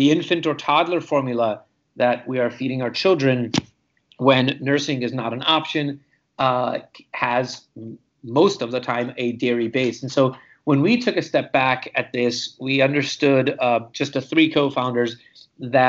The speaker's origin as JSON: {"language": "English", "country": "Romania", "tie": "born or raised there", "also_born_or_lived": "Hungary", "moved": "yes", "lives_now": "United States", "said": "I was born and raised in Romania, and I am an immigrant to the United States"}